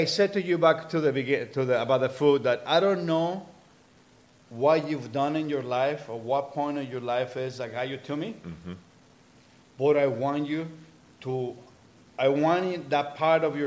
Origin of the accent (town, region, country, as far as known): El Sabino, Michoacán, Mexico; born or raised there; moved away; also born or lived in Cabo San Lucas, Baja California Sur, Mexico / Mazamitla, Jalisco